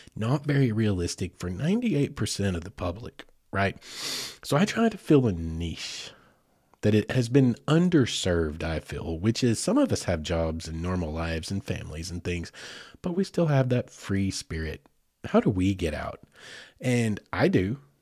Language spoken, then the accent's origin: English; Oklahoma, United States; now in Farmington, Arkansas, United States; I grew up in Oklahoma